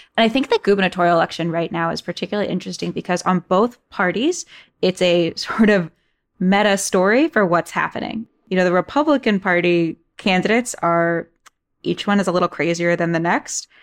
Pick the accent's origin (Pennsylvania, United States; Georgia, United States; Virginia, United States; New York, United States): Virginia, United States; Fairfax; I'm a native Virginian, born and raised in Fairfax